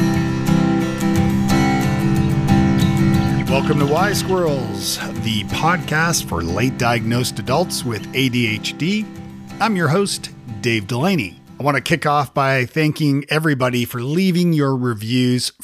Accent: Toronto, Ontario, Canada; now in Nashville, United States; I'm from Toronto originally

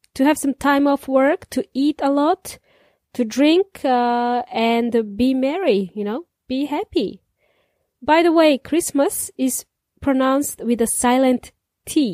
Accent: Serbia; now in New Zealand; In Serbia, we celebrated it in the snow. con nieve. As kids, I remember we played in the snow

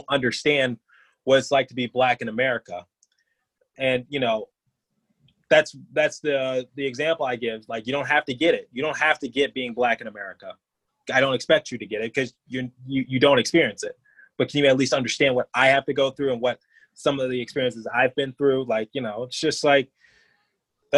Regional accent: Detroit, Michigan, United States; moved away as an adult; now in Philadelphia, United States; I grew up in Detroit just fine

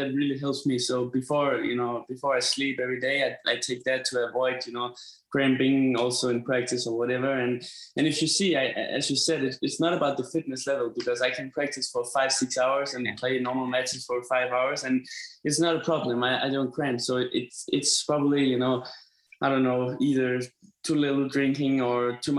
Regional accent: Denmark; I'm from Denmark, you know, it's cold and it's snowing and everything.

